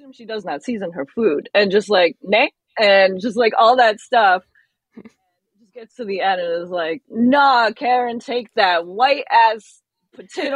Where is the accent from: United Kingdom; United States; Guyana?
United States; being African American, but not a descendant of slaves